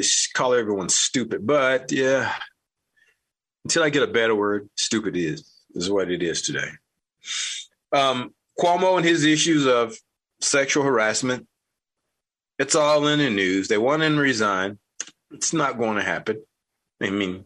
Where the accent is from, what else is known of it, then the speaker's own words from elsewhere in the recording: United States; I'm an American.